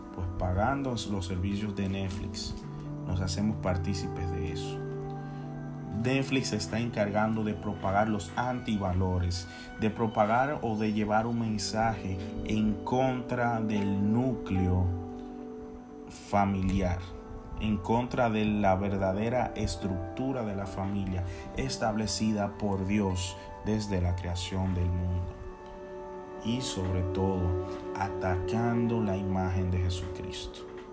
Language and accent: Spanish; Santiago de los Caballeros, Santiago, Dominican Republic; soy de la República Dominicana, de una hermosa ciudad llamada Santiago de los Caballeros